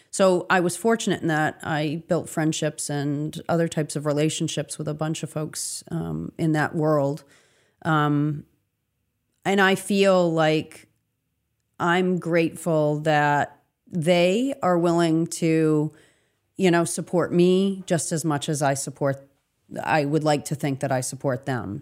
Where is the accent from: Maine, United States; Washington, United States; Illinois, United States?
Maine, United States; Augusta; also born or lived in Lincoln, Maine; I was born and raised in Augusta